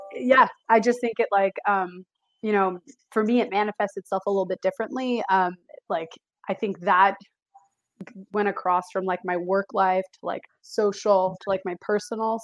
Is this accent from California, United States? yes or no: yes; the Bay Area, California, United States; now in Sacramento, United States; I'm currently in Sacramento, um, but I'm from the Bay Area